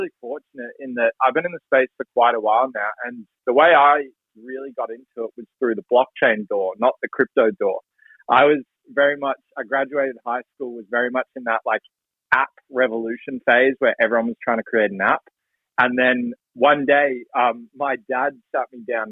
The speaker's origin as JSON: {"language": "English", "town": "Melbourne", "region": "Victoria", "country": "Australia", "tie": "born or raised there", "said": "And so I grew up in Melbourne, Australia."}